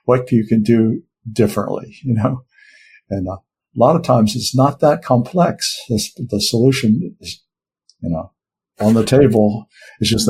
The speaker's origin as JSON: {"language": "English", "country": "United States", "said": "I'm an American"}